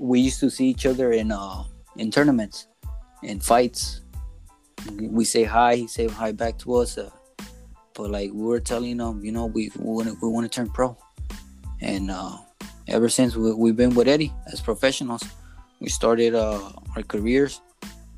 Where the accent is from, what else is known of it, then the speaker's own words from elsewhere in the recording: Inglewood, California, United States; I grew up in Inglewood